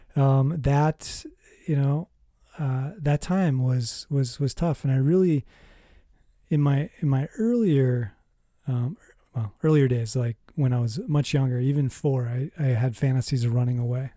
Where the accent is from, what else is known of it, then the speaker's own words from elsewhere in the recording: Minnesota, United States; I was born in Minnesota.